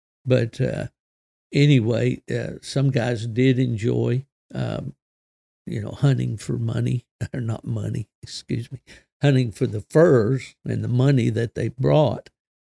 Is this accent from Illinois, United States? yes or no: no; West Virginia, United States; also born or lived in Michigan; West Virginia, my home state